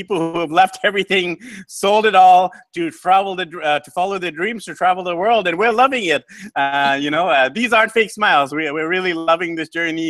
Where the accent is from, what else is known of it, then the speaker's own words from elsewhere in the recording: Vancouver, British Columbia, Canada; Scott and myself, we're from Vancouver, BC, Canada, where it's not always sunny and warm